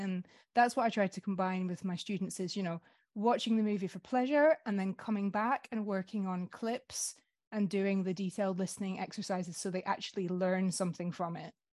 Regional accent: Scotland, United Kingdom; moved away as an adult; now in France; I'm also from a small Northern European country. I'm Scottish

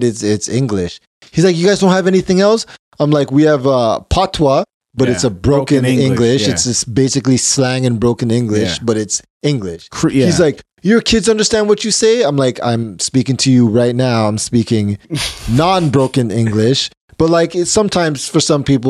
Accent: Canada; I'm actually Canadian

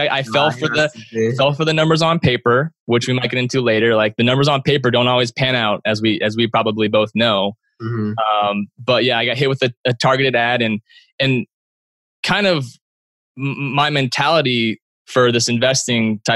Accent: Bay Area, California, United States; my hometown in the Bay Area

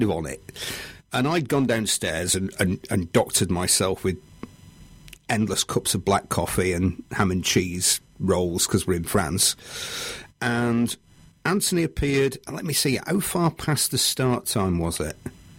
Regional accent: United Kingdom; Because we're British, you don't want to disappoint everyone, do you?

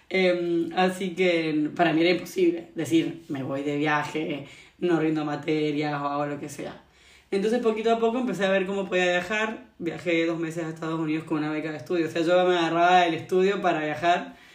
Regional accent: Argentina; moved away as an adult; also born or lived in Australia; now in Valencia, Spain; soy argentina, tengo 26 años ahora

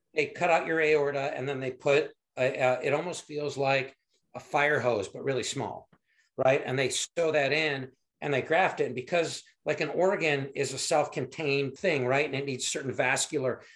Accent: Michigan, United States; moved away as an adult; also born or lived in Fort Carson, Colorado / Chicago area; now in Cary, Illinois, United States; I grew up in Michigan

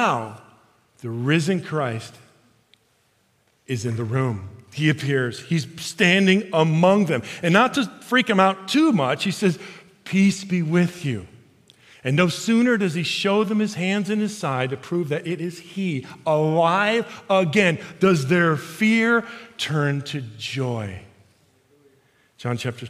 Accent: Chicago, Illinois, United States; I'm from Chicago

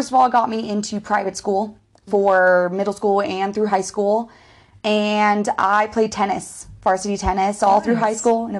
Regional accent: North Hollywood, California, United States; Which I'm not from Hollywood, I'm from North Hollywood.

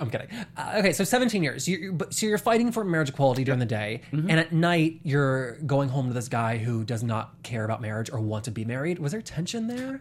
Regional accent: the South, United States; now in Los Angeles, United States; I grew up in the South.

